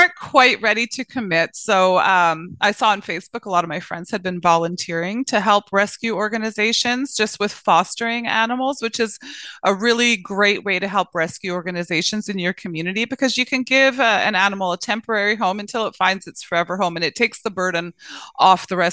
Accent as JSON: {"language": "English", "region": "British Columbia", "country": "Canada", "tie": "born or raised there", "said": "I grew up right here, born and raised"}